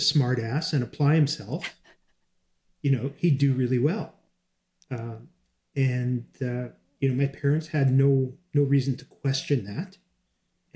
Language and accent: English; Canada; I'm Canadian